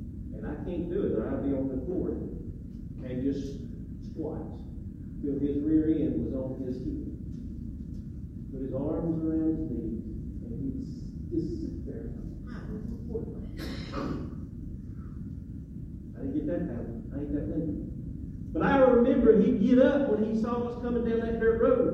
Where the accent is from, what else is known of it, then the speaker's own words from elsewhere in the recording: Macon, Georgia, United States; I grew up in Macon